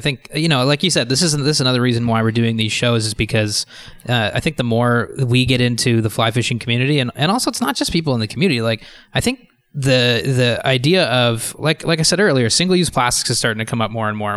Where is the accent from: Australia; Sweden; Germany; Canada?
Canada; Ottawa, Ontario; I grew up in Ottawa